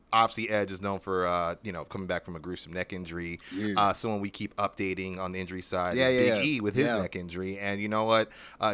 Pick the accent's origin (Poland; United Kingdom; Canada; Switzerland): Canada; I love all you, and in case you missed it, I love being Canadian.